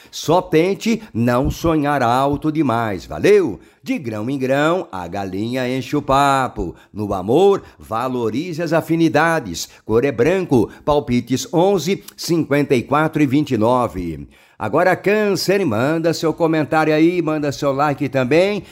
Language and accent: Portuguese; interior of São Paulo, Brazil; accent: paulista do interior; eu como é, paulista, né, do interior